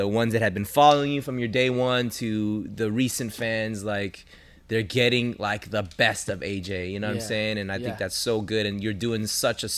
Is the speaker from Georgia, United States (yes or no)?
no; Los Angeles, California, United States; I'm here. I'm LA.